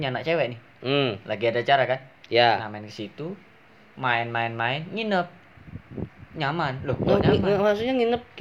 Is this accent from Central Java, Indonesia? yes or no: no; Lampung, Indonesia; asal dari Lampung, umur 18 tahun, hobi ngebacot.